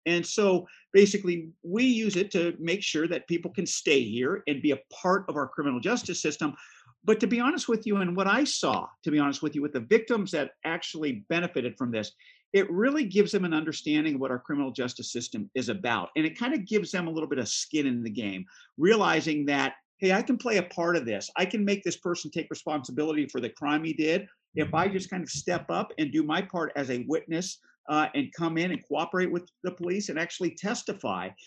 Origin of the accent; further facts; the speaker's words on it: Central Coast of California, United States; also born or lived in Alameda County; I come from the Central Coast of California. Uh, I grew up here, I was educated here, I worked here